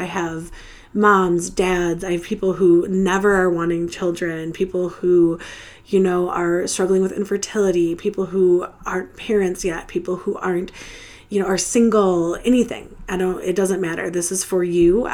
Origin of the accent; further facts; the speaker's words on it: Metro Detroit area, Michigan, United States; I am from the Metro Detroit area, which means I don't live in Detroit proper, but I am just outside of Detroit, Michigan.